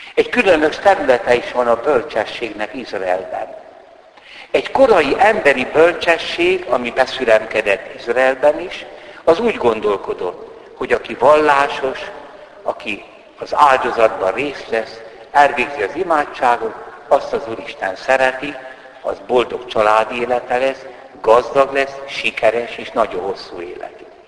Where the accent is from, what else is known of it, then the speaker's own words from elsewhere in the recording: Hungary; Siolgárban, szülőfalumban